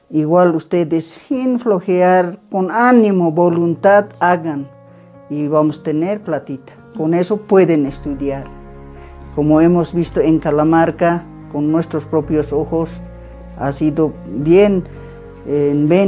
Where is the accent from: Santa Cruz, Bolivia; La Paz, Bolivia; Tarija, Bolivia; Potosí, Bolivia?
La Paz, Bolivia; Patacamaya; Soy del municipio de Patacamaya y de zona moderna. Tengo 58 años.